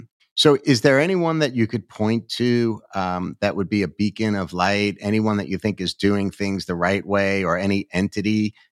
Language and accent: English; New York, United States; as a New Yorker